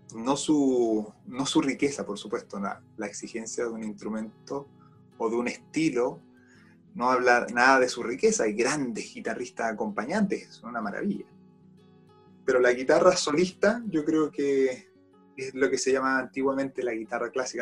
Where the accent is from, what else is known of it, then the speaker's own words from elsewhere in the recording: Chile; also born or lived in Austria; soy un guitarrista chileno.